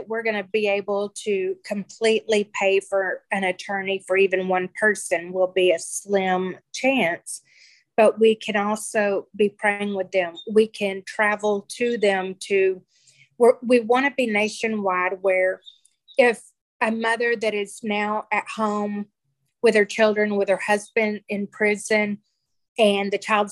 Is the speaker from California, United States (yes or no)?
no; Texas, United States; We're from Texas